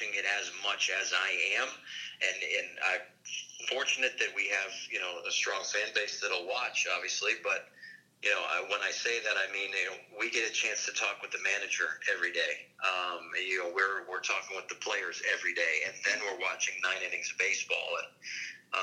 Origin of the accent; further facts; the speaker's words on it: Connecticut, United States; my home state of Connecticut